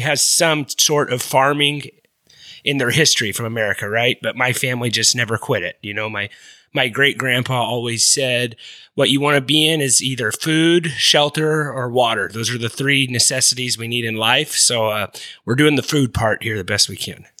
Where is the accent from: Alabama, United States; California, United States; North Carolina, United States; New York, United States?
California, United States; Kingsburg; my hometown's, uh, connection to the Lions is Monty Clark, a former alumni of the same high school I went